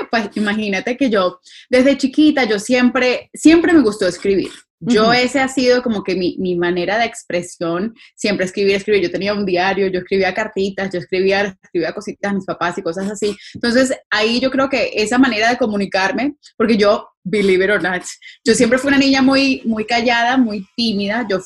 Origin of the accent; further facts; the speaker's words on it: Pereira, Risaralda, Colombia; born there; nací ahí en Pereira, el eje cafetero